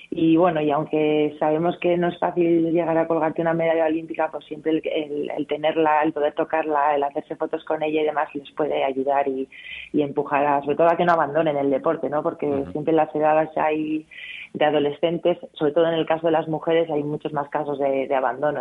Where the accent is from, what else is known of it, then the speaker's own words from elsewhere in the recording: Amurrio, Basque Country, Spain; moved away as an adult; now in Madrid, Spain; tengo ahí a mi amurrio que cada mes, mes y medio subo a ver a mi familia porque yo soy muy de mi gente y de mi tierra